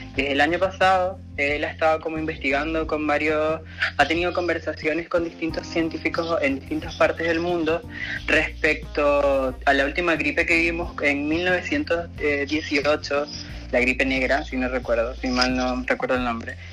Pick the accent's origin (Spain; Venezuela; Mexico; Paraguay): Venezuela; moved away; yo como venezolana